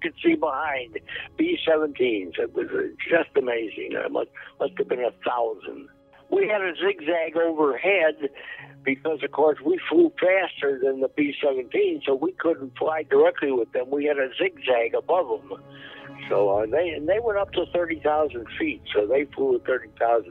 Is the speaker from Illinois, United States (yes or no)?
yes; Chicago, Illinois, United States; I was from Chicago.